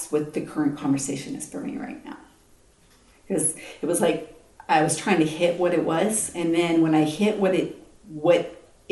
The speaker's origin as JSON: {"language": "English", "country": "United States", "said": "I'm American"}